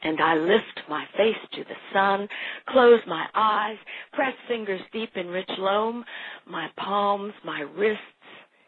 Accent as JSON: {"language": "English", "town": "Wheeling", "region": "West Virginia", "country": "United States", "tie": "born or raised there", "moved": "yes", "lives_now": "Yorktown, United States", "said": "I grew up in Wheeling, and I currently reside in Yorktown, Virginia."}